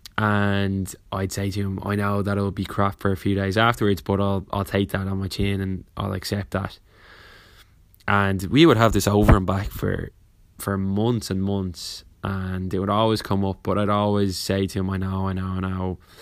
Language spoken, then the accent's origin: English; Ireland; growing up in Ireland